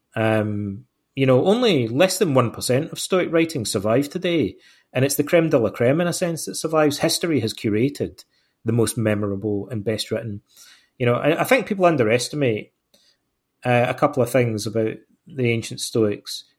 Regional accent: Ayr, Scotland, United Kingdom; moved away as an adult; also born or lived in Aberdeen / England / Canada / Greece; I was born in Ayr, in, I grew up in Ayrshire, on the west coast of Scotland.

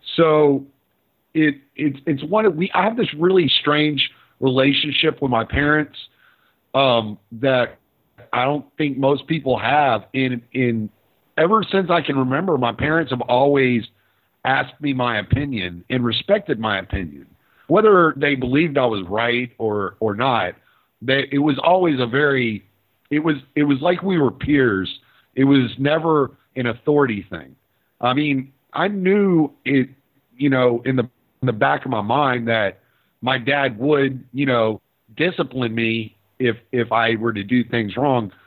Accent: Houston, Texas, United States; also born or lived in Lake Charles, Louisiana / Dallas, Texas; now in Orange, United States; I spent most of my life in Houston, but I lived in Dallas for a while, and I was born actually in Louisiana.

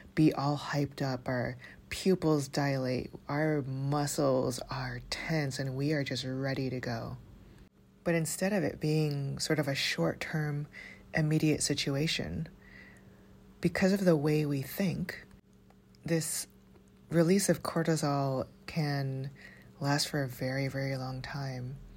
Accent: Toronto, Ontario, Canada; growing up in Toronto

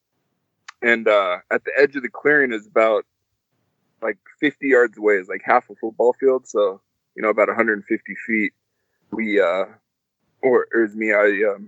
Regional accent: Alaska, United States; moved away; I was born in Alaska

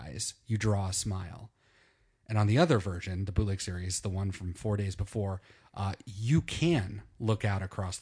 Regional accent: Minnesota, United States; I grew up in Minnesota

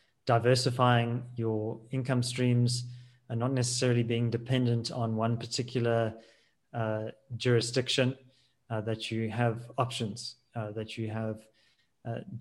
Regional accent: South Africa

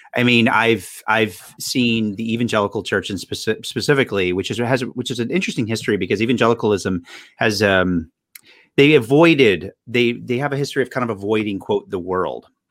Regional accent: North Carolina, United States; now in Boston, United States; I'm from North Carolina originally

